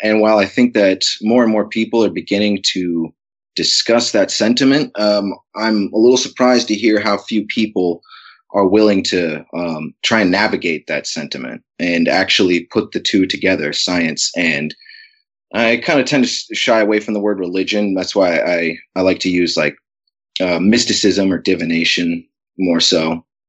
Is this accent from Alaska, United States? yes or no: yes; Alaska, United States; growing up in Alaska, uh, from an early age